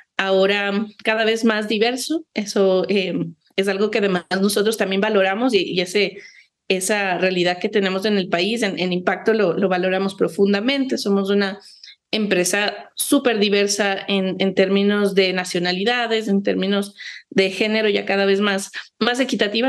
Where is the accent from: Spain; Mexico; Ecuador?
Ecuador; quienes habitamos el país